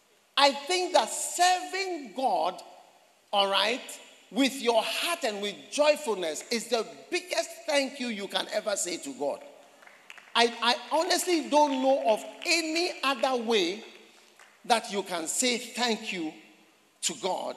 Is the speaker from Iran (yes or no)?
no; Buipe, Savannah Region, Ghana; You are from where? I said, I'm from Buipe.